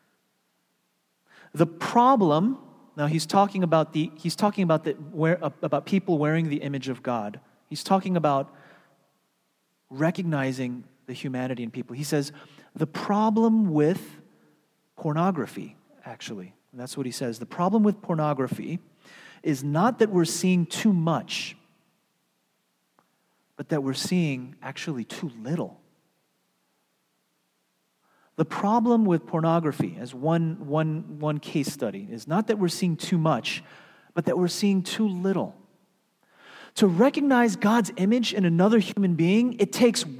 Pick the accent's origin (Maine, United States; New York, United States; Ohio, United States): New York, United States; moved away as an adult; also born or lived in Seattle; I was from New York